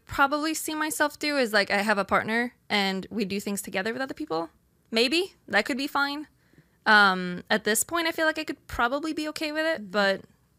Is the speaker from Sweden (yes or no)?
yes; Sweden; English is a second language; so I'm from Sweden, where we are a lot more, we're not as religious.